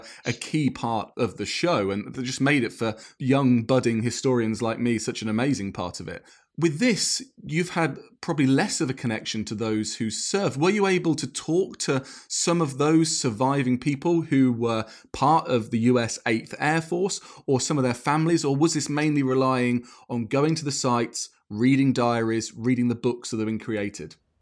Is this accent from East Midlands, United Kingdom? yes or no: no; Cambridgeshire, East of England, United Kingdom; I'm from Cambridgeshire, and you had so many U S bases there during the Second World War. And I remember that as a kid